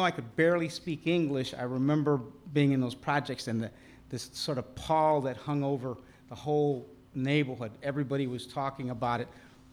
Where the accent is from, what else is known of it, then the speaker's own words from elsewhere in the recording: Chicago, Illinois, United States; I was born in Chicago in 1950, and Chicago formed the person who I am, I believe it. I'm a Chicagoan, true and blue